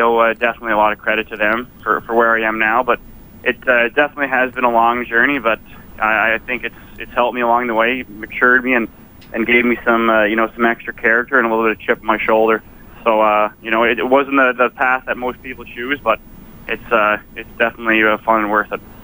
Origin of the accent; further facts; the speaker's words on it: Prince Edward Island, Canada; moved away; I had a great uh, great career in PEI uh, for the Rocket, my hometown